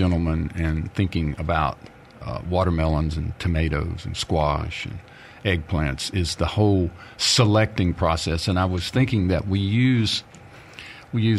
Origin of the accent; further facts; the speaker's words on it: Wiggins, Mississippi, United States; I grew up in and around Wiggins, Mississippi